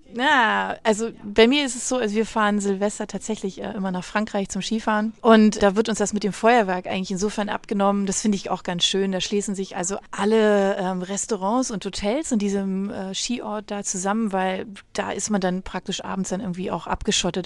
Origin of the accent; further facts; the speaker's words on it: Germany; bei uns in Deutschland